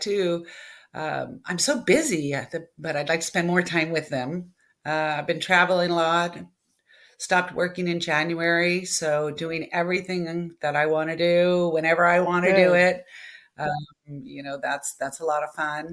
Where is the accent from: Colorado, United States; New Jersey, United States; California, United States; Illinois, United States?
California, United States; West Covina; born or raised there